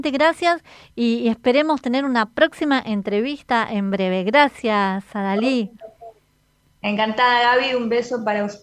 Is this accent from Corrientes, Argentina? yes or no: yes; Paso de los Libres, Corrientes, Argentina; also born or lived in France / Resistencia, Chaco; now in Santa Ana de los Guácaras, Argentina; soy oriunda de Paso de los Libres, frontera con Brasil.